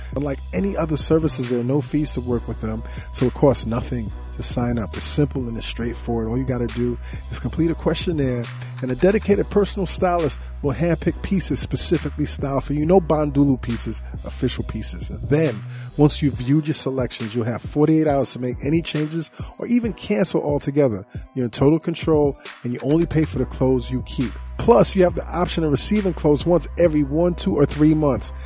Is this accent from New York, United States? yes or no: yes; New York, United States; I'm from New York